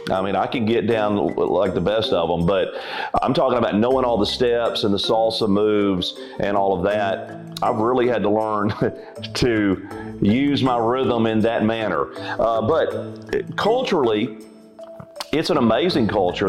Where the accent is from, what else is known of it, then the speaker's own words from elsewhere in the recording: Alabama, United States; also born or lived in Florida / Chicago; I'm from Alabama and have basically lived in Alabama most of my life.